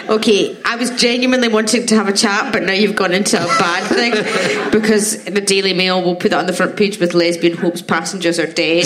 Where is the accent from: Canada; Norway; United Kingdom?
United Kingdom; Scotland; I'm Scottish